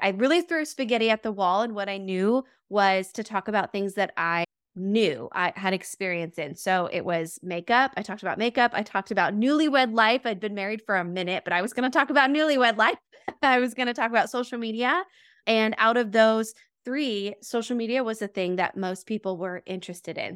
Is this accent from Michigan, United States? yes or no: no; New Mexico, United States; moved away as an adult; now in Milwaukee, United States; I'm originally from New Mexico, moving out to the Midwest.